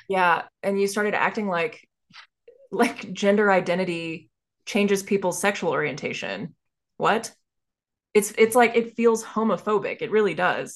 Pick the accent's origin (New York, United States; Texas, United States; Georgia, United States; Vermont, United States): Texas, United States; Dallas; growing up in Dallas, Texas